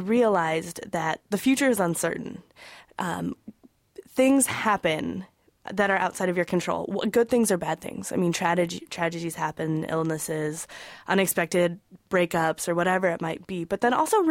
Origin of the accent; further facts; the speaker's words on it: Wyoming, United States; I'm originally from Wyoming